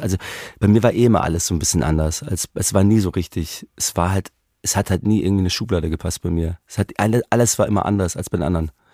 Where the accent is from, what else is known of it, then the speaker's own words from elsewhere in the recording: Munich, Bavaria, Germany; ich bin in München geboren und so, aber man wird ja auch noch, ich bin auch noch Österreicher